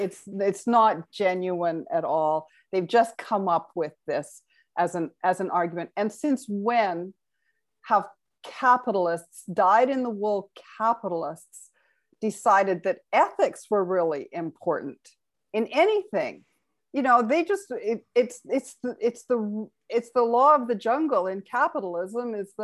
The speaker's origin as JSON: {"language": "English", "region": "Alberta", "country": "Canada", "tie": "born or raised there", "said": "it's funny because I grew up in Alberta and we called it the tar sands when I was growing up. It was the Athabasca tar sands."}